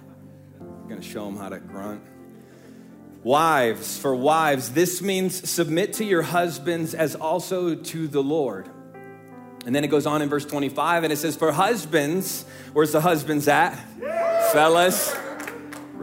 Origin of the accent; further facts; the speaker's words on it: Midwest, United States; We are from the Midwest